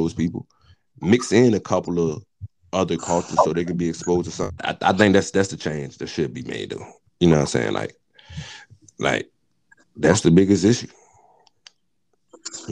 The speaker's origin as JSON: {"language": "English", "town": "Richmond", "country": "United States", "said": "I'm from Richmond."}